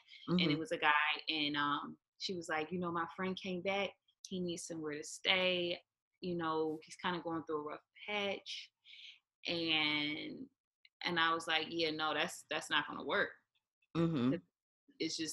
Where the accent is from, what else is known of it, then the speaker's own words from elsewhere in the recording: Philadelphia, Pennsylvania, United States; moved away as an adult; now in Hawaii, United States; I'm from West Philly